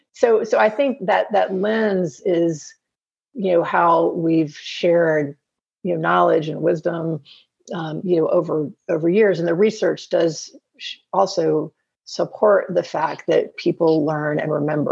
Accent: the South, United States; Well, I think I'm from the South. So you are too.

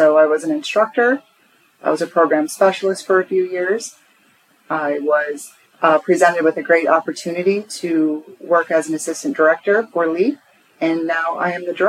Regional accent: Minnesota, United States; I'm a transplant from Minnesota to the Pennsylvania area.

